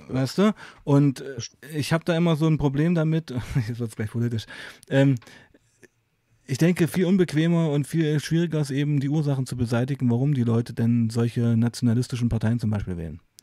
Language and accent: German; East Germany, Germany; ich auch Ostdeutscher bin und eben auch die Wende sehr aktiv mitgemacht habe